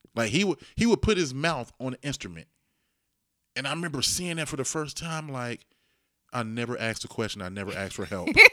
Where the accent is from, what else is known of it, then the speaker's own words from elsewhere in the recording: Dayton, Ohio, United States; I grew up in Dayton, inner city Dayton